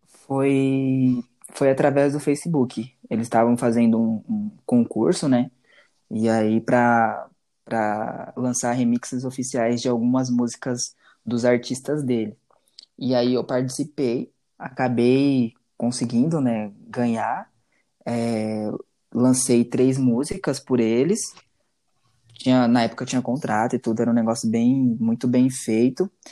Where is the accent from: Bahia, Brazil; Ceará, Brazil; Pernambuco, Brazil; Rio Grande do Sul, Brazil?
Bahia, Brazil; also born or lived in Rio de Janeiro; now in São Paulo, Brazil; Eu nasci no Rio, só que, tipo, bebezinho ainda, eu fui pra Bahia, né? Morar com a minha avó